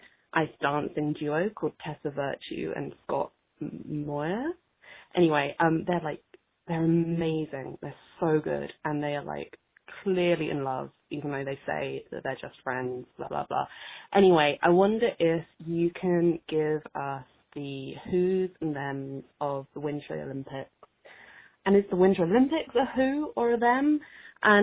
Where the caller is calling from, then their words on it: London, United Kingdom; I'm calling from London in the UK.